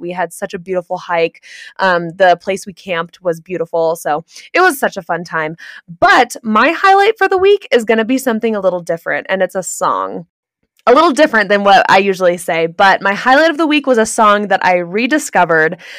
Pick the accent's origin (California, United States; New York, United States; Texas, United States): California, United States; Santa Clarita; moved away; I'm from Santa Clarita, California